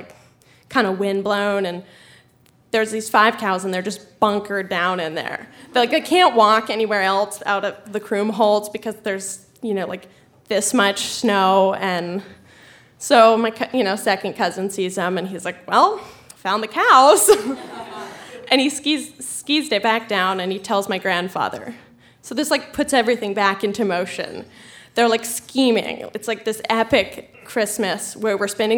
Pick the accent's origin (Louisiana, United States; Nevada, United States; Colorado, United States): Colorado, United States; I'm from Colorado